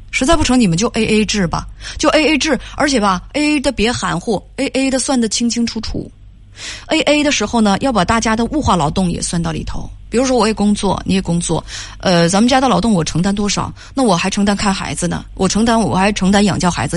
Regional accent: Northeast China, China; accent: Northeastern (Dongbei); 一定要用我们东北话来讲

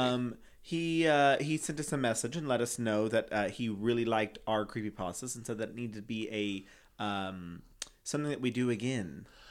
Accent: Canada; moved away; I'm from Canada.

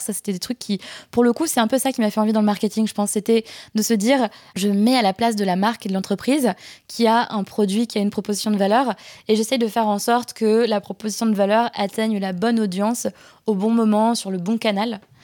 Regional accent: Alsace, Grand Est, France; Je suis alsacienne

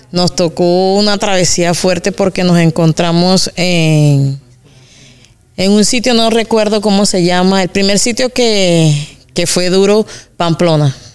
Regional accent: Carabobo, Venezuela; moved away as an adult; now in Bucaramanga, Colombia; vengo de Carabobo, Estado Venezuela. Hace seis años llegué como migrante acá a Colombia, a la parte de Bucaramanga.

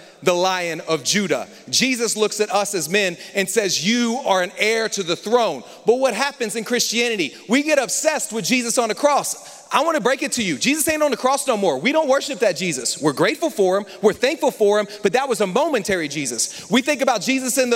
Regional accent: United States; I grew up here in the States. Obviously, I'm not Jamaican. But I grew up in the States, and I learned how to drive in the U.S.

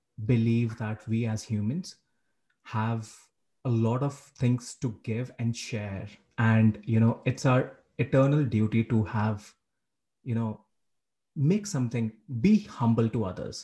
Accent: India; moved away as an adult; now in Canada; I'm from India. I moved to Canada 1.5 years back

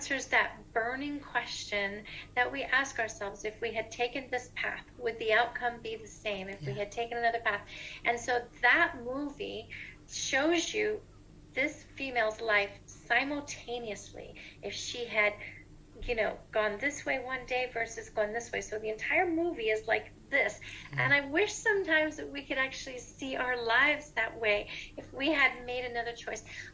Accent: Tampa, Florida, United States; moved away as an adult; now in Nashville, United States; I'm originally from Florida, Tampa Bay, Florida in the USA. And I moved to Nashville, Tennessee about 16, 17 years ago

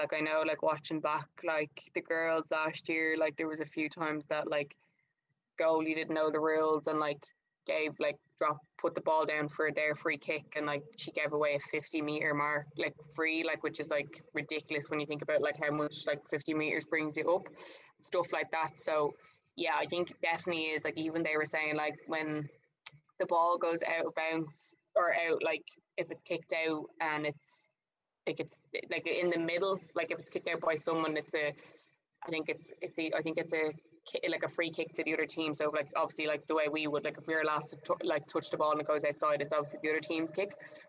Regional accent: Queensland, Australia; now in Melbourne, Australia; because I'm from Queensland to Victoria, like it's all a bit mental

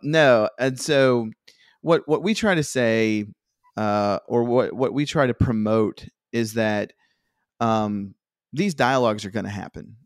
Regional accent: Virginia, United States; I grew up in Virginia

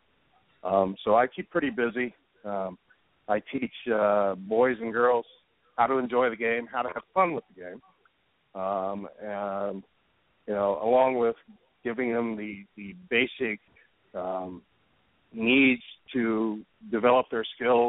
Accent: Ohio, United States; I grew up in Ohio

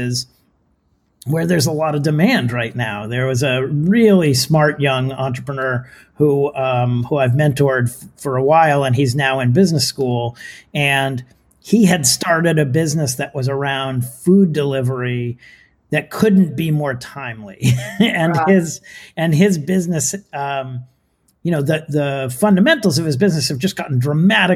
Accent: California, United States; also born or lived in Palo Alto, California; as a Californian, I sit here in Palo Alto, California

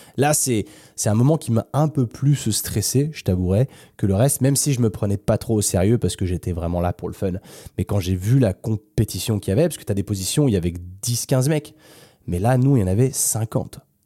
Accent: France; je suis français

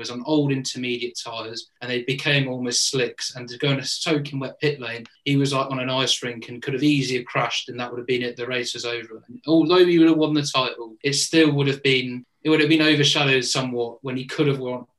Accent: United Kingdom; I'm British

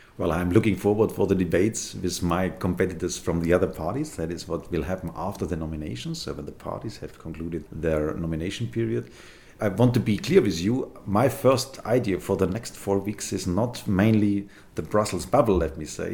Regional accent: Bavaria, Germany; I'm from Bavaria, we can be proud about our nations, I'm a German citizen

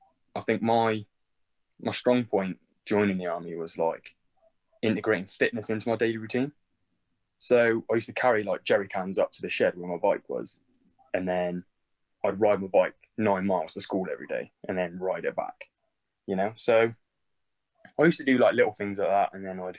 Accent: Bristol, South West England, United Kingdom; I was born and raised in Bristol.

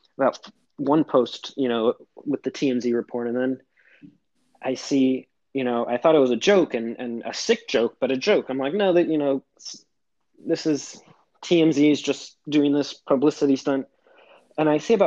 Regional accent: Miami, Florida, United States; We're both from Miami

